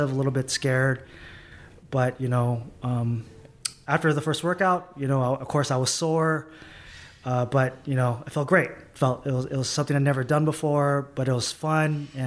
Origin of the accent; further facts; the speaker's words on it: San Diego, California, United States; moved away as an adult; now in Bay Area, United States; I grew up in San Diego, California